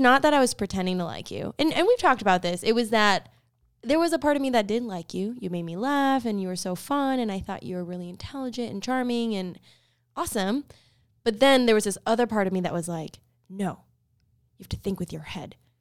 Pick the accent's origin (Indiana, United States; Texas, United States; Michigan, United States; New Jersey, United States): Texas, United States; Dallas; also born or lived in Amarillo, Texas / Plano, Texas; I was born in Amarillo, grew up in Dallas, so mostly lived in Plano